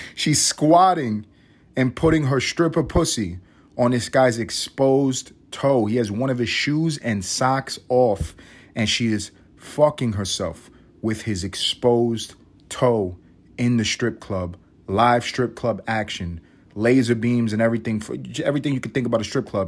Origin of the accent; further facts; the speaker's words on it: New York City, New York, United States; now in Atlanta, United States; I grew up in New York City